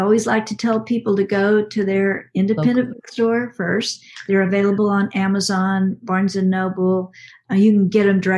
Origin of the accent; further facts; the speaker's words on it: West, Texas, United States; I'm from West Comma, Texas, which is a little town in central Texas